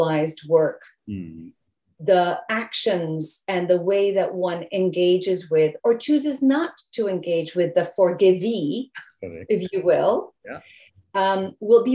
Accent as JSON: {"language": "English", "region": "England", "country": "United Kingdom", "tie": "born or raised there", "moved": "yes", "said": "I was born in England"}